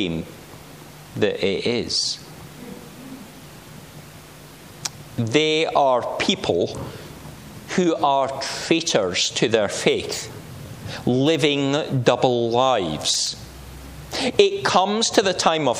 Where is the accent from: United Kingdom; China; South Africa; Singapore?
United Kingdom; Langholm, Scotland; moved away; coming from Langham in Dumfriesshire, that's not really my home, is it